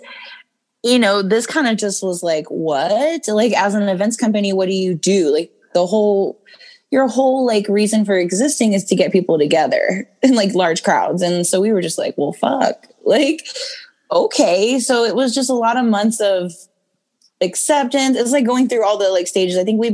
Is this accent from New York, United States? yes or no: no; Lockhart, Texas, United States; I'm from Lockhart, Texas, originally